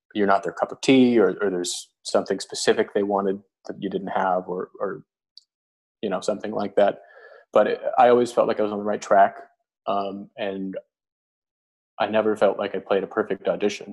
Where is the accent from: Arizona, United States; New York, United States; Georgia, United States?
Arizona, United States; moved away as an adult; it was my hometown